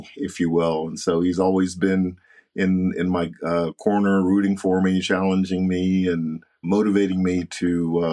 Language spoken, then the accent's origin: English; Knoxville, Tennessee, United States; I grew up in Knoxville, Tennessee